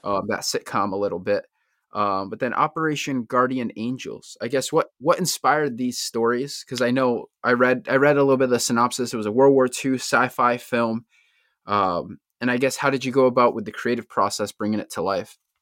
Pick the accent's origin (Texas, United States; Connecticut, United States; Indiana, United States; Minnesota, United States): Connecticut, United States; Bristol; one thing about Connecticut, I'm born and raised, it's, like, we have so many different, like, subcultures. Like, every town is so different. I'm from Bristol